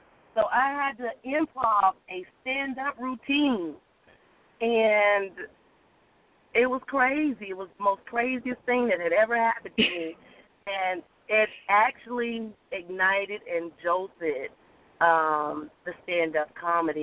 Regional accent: the South, United States; accent: Southern; my Southern accent that won me over because I was in New York. So I just think they love my Southern drawl

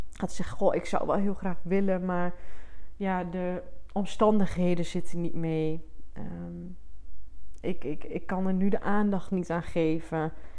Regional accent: Twente, Overijssel, Netherlands; ik kom uit Twente. Ik doe mijn best om het niet te veel te laten horen. Ik ben wel trots op mijn roots.

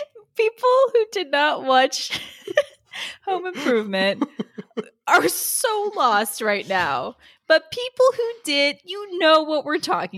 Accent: California, United States; I grew up in the Bay Area.

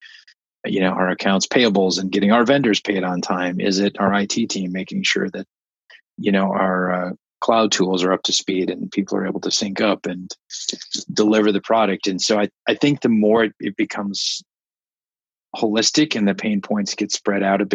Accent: Midwest, United States; I grew up in the Midwest dairy country

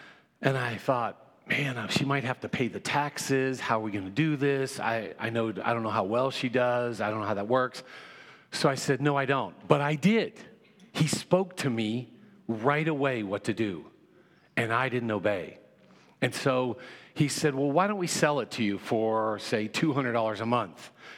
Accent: California, United States; also born or lived in Hawaii; I was from California and Hawaii, and I loved dreams.

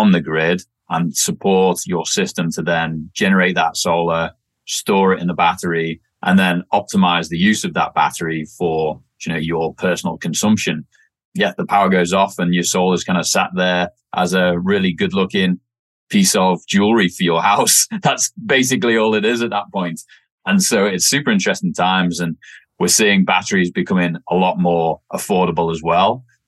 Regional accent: Wirral, North West England, United Kingdom; accent: messed up; also born or lived in Australia; So born and raised just outside of Liverpool, England, on a little peninsula called the Wirral. It sits between North Wales and Liverpool.

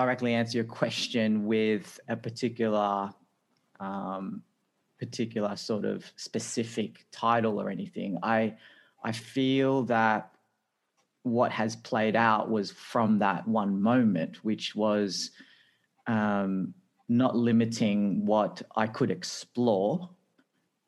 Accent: Sydney, New South Wales, Australia; also born or lived in Philippines; So I'm originally from the Philippines and we migrated to Australia when I was only a one-year-old baby.

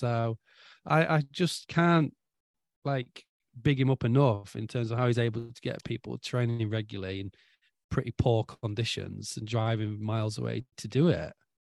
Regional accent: England, United Kingdom; now in Norway; So like, obviously I'm English.

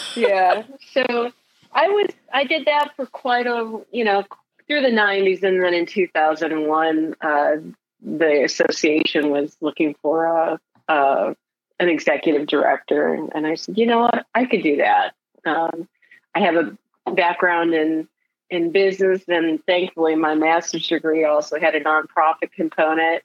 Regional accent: Michigan, United States; moved away as an adult; also born or lived in Texas / San Antonio; now in Ohio, United States; being from the Midwest, uh, I grew up in Michigan

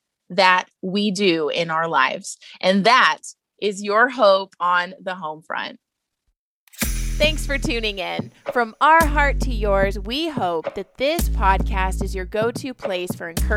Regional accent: Texas, United States; moved away; I'm also from Texas

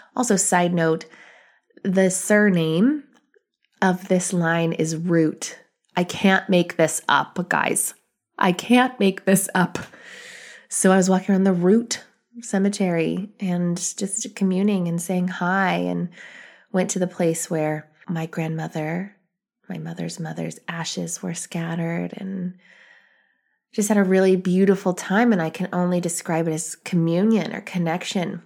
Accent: United States; I'm an American, but I have ethnicity

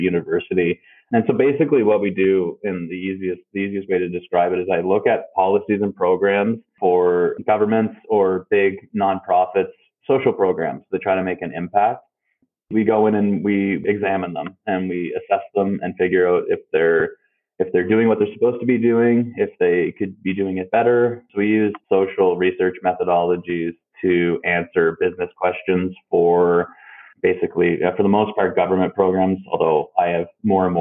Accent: the Annapolis Valley, Nova Scotia, Canada; also born or lived in Halifax / Yarmouth / Fredericton / Ontario; now in Liverpool, Canada; I come from Nova Scotia. I was born in Halifax, spent early years in Yarmouth, but mostly grew up in the Valley.

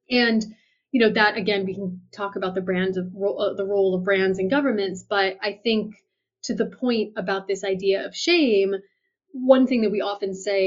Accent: United States; I'm an American

